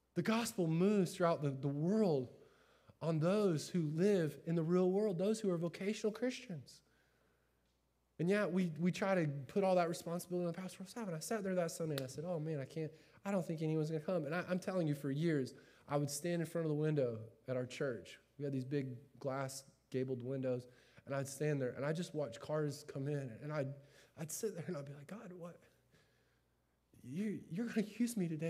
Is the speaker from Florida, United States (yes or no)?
yes; Winter Haven, Florida, United States; moved away; also born or lived in Chicago; I grew up in Winter Haven, Florida